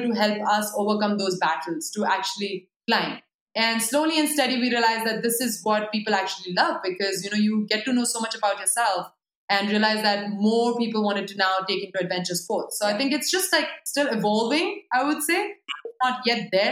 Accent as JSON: {"language": "English", "country": "India", "said": "I'm an Indian, I'm a Hindu, I'm a you know I'm a half Gorkha"}